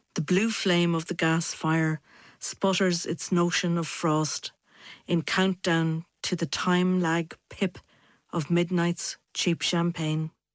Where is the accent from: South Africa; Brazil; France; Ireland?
Ireland; moved away as an adult; also born or lived in United States; now in Manchester, United Kingdom; I'm an Irish poet